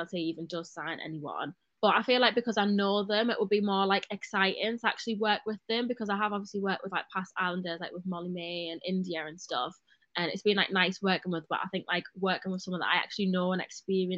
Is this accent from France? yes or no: no; Gateshead, North East England, United Kingdom; moved away as an adult; also born or lived in Sunderland / Liverpool; now in Manchester, United Kingdom; I grew up in Gateshead, went to school in Sunderland.